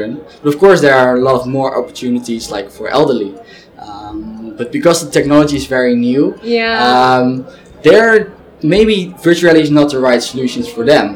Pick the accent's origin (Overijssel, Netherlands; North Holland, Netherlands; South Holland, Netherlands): Overijssel, Netherlands; Zwolle; I'm originally from Zwolle